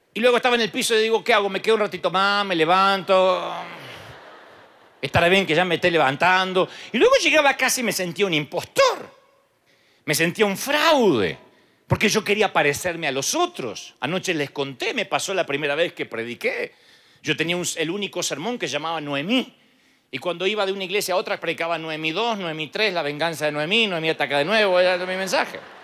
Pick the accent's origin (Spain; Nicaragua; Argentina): Argentina; Allá en el año 92 Dios trae un mover a la República Argentina y mi pastor empieza a ser usado con ciertas cosas que no estábamos acostumbrados en el país